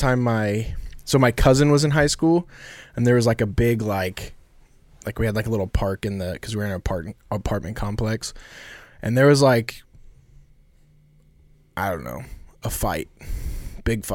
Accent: Carlinville, Illinois, United States; also born or lived in Indiana / West Palm Beach, Florida; I grew up in Carlinville.

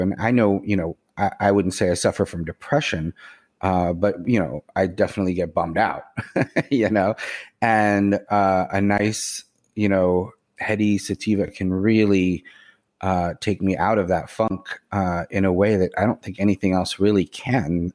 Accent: Boston, Massachusetts, United States; now in New York City, United States; I grew up in the Boston area. I live in the New York City area

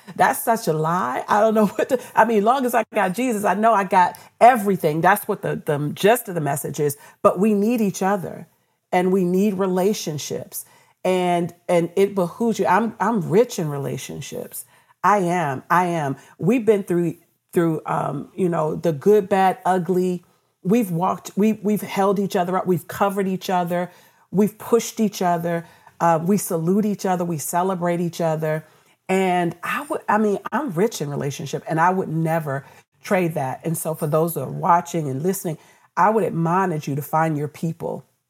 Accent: Washington, District of Columbia, United States; also born or lived in Baltimore; D C, which is my hometown where I grew up

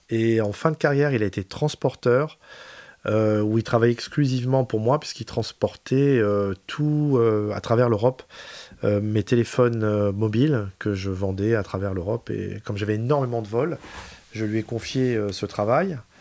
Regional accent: Pantin, Île-de-France, France; also born or lived in Aubervilliers / Paris; J'ai grandi à Pantin

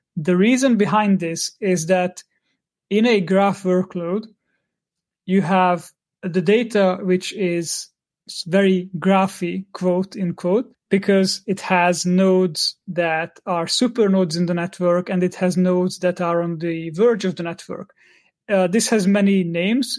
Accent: Hungary; I'm from Hungary

